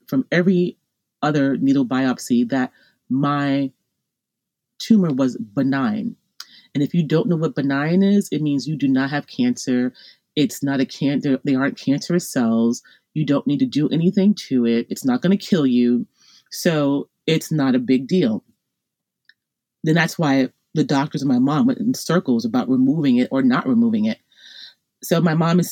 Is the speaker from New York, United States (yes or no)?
yes; Long Island, New York, United States; I'm from Long Island, New York, and I wound up being sent to a hospital, Stony Brook Hospital, not far from my home, on Long Island